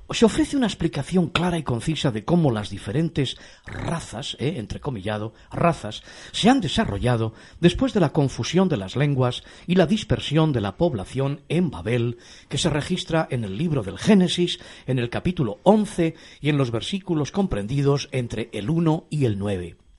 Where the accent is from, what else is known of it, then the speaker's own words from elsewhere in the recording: Castile, Spain; yo que soy castellano